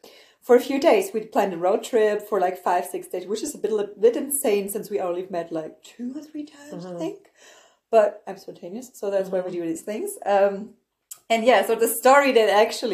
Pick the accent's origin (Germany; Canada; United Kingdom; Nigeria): Germany; Freiburg, Baden-Württemberg; moved away as an adult; now in Berlin, Germany; I'm from the south of Germany. I'm from the Freiburg region